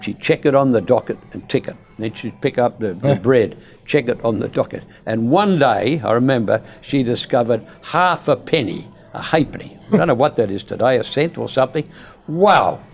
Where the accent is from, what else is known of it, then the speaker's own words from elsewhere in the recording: Perth, Western Australia, Australia; also born or lived in East Fremantle; I was born in Beaconsfield. And in those days, that part of Perth was what the economists would call a low socio-economic demographic.